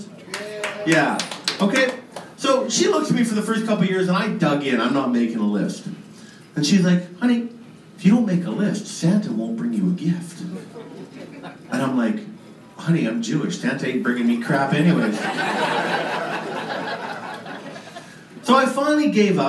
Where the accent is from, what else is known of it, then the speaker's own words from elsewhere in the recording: Canada; we are Canadian, so we go bilingual